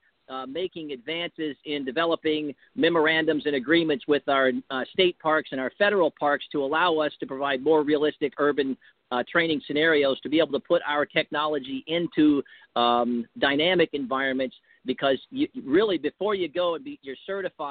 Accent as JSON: {"language": "English", "country": "United States", "said": "I'm an American first, and I love my country."}